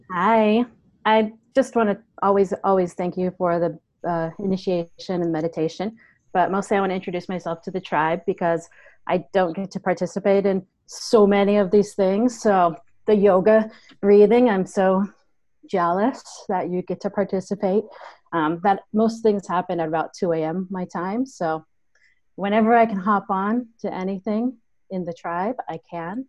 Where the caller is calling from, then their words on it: Guam; I'm calling from Guam